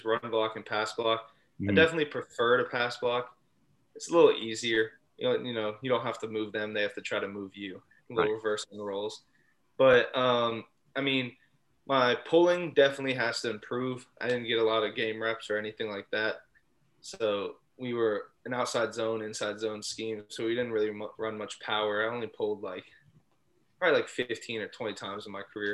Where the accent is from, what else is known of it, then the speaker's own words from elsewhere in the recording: South Florida, United States; moved away as an adult; also born or lived in North Carolina; I'm from South Florida